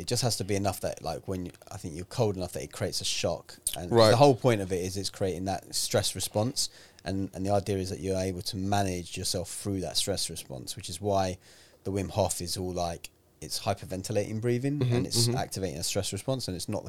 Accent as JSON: {"language": "English", "region": "London", "country": "United Kingdom", "tie": "born or raised there", "also_born_or_lived": "Manchester", "said": "born and raised in London."}